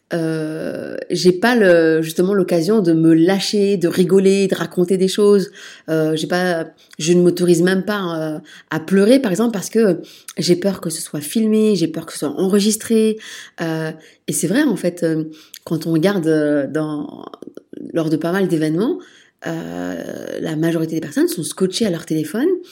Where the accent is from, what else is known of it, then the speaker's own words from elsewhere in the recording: France; moved away as an adult; also born or lived in Liège, Belgium; now in Brussels, Belgium; moi, je suis née en France, puis je me suis installée en Belgique, à Liège, pour mes études de sage-femme